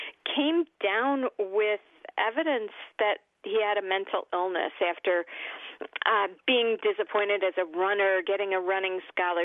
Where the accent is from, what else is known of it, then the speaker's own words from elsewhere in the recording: Oak Park, Illinois, United States; I am from Oak Park, Illinois, wonderful town, intellectual, lots and lots of opportunities to act and to sing and to just, you know, be me